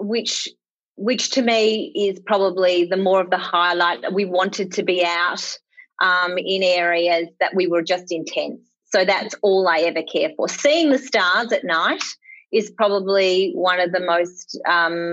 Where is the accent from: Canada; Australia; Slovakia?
Australia; Bendigo, Victoria; now in Melbourne, Australia; I was from the country. I'm a country girl. I'm from Bendigo. And I suppose people who know Victoria probably think that's not the country. But back when I was born, it was the country.